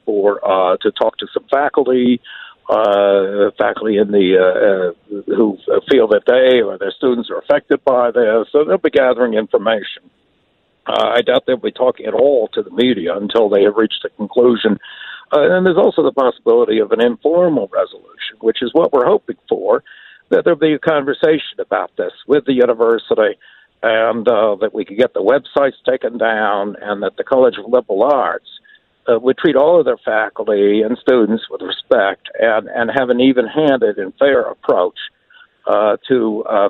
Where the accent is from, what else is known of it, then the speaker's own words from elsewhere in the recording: Minnesota, United States; part of my job as a Minnesotan